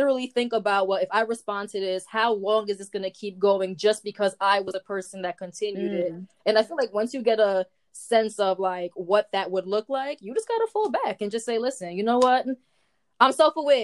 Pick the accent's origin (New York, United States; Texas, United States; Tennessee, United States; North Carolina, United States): New York, United States; New York City; I'm from the Bronx